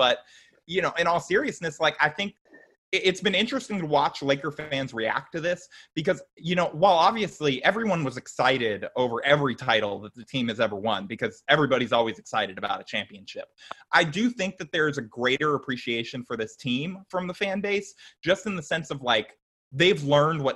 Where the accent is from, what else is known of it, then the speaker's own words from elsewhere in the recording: Orange County, California, United States; I grew up in Orange County